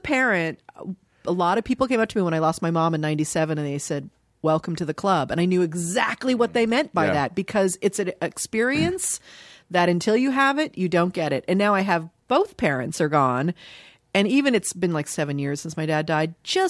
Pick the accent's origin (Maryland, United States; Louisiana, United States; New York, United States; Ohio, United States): Ohio, United States; Dayton; born there; I was born in Dayton, Ohio. My mom was born and raised in Dayton